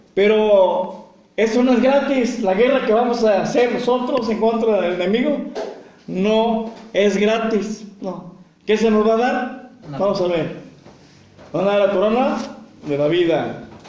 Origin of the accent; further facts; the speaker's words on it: Mexico; nosotros como mexicanos